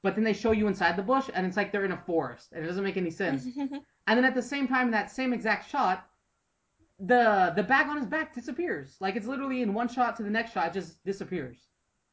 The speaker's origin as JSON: {"language": "English", "country": "United States", "said": "I'm an American and I've kind of grown up with all these weird Grimm fairy tales"}